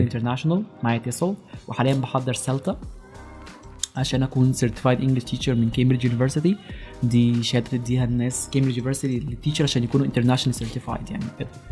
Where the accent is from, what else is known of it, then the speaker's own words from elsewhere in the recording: Alexandria, Alexandria Governorate, Egypt; انا من اسكندريه دي حاجه انا فخور بيها يعني وحاجه مقربه جدا الى قلبي آه، اتخرجت من جامعه اسكندريه يعني درست في اسكندريه كل المراحل الدراسيه ابتدائي واعدادي وثانوي